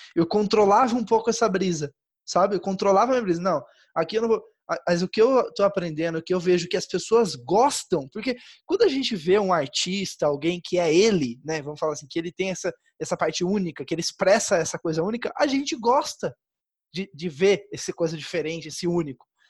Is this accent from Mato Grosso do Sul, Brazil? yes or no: yes; Campo Grande, Mato Grosso do Sul, Brazil; now in São Paulo, Brazil; se eu voltar para minha cidade natal agora, né? Sei lá, Campo Grande, da Mato Grosso do Sul